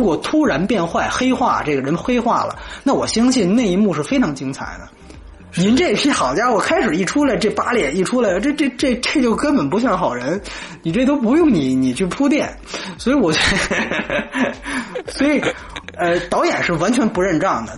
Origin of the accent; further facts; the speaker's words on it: China; 我们中国人